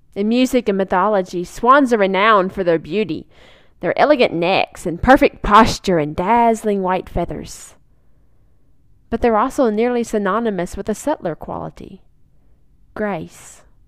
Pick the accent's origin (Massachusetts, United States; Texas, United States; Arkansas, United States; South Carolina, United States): Arkansas, United States; Lake Magnus in my home state of Arkansas